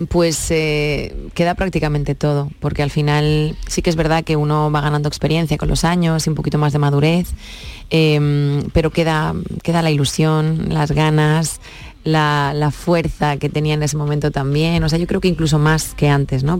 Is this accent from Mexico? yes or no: no; Catalonia, Spain; Soy catalana de nacimiento, pero es que toda mi familia entera es andaluza.